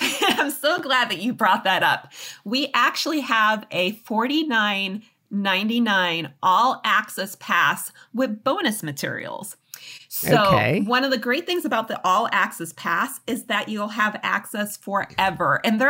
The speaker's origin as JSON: {"language": "English", "region": "Massachusetts", "country": "United States", "lives_now": "Los Angeles, United States", "said": "You know, I'm originally from Massachusetts, from your neck of the woods. Yeah. And I really felt called to come out here."}